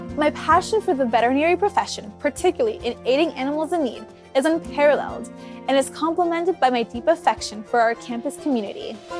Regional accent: Miami, Florida, United States; moved away as an adult; now in Davis, United States; I'm originally from Miami, Florida.

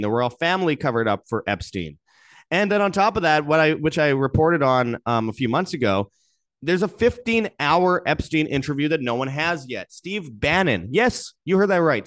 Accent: Winnipeg, Manitoba, Canada; Peter Nygaard's from Winnipeg, Canada, my hometown

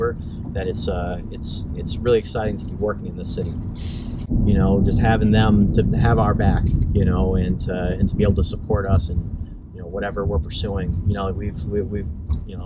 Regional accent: Newton, Massachusetts, United States; I grew up in Newton

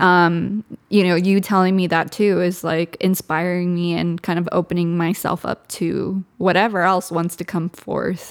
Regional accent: Southern California, United States; first language Spanish; English is a second language; I'm from SoCal too

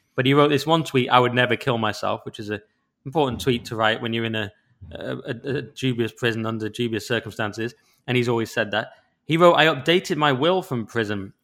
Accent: England, United Kingdom; I'm English

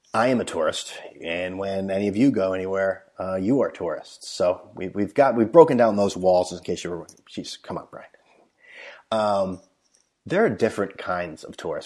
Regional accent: United States; I'm like, "Oh, uh, United States."

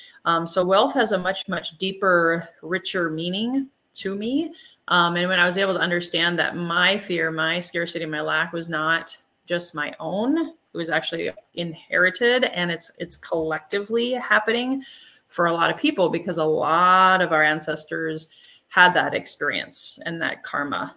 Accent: Germany; I'm from Germany, from Europe

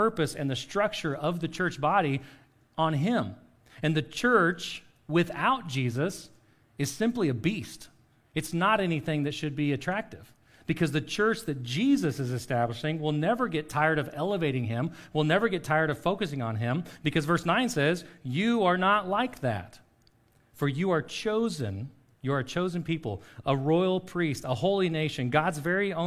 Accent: Oklahoma, United States; sometimes we're Oklahoman, sometimes we're American

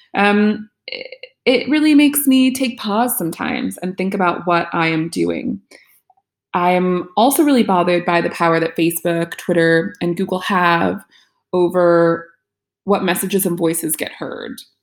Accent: United States; the U S, my home country

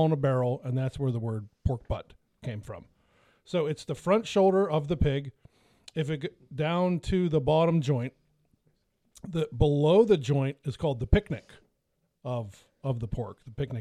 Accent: Franklin, United States; this little restaurant in my hometown, Franklin, it's called Foxdale's

